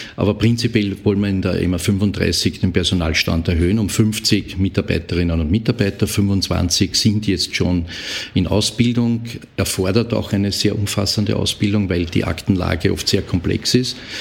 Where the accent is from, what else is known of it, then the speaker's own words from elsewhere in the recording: Austria; bei uns in Österreich